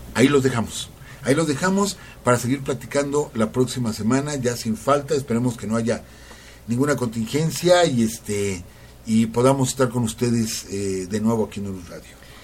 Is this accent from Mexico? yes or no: yes; Mexico; somos mexicanos